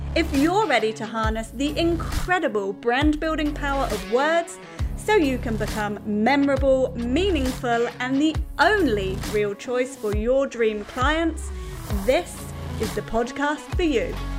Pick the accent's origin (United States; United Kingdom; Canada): United Kingdom; now in New Zealand; being British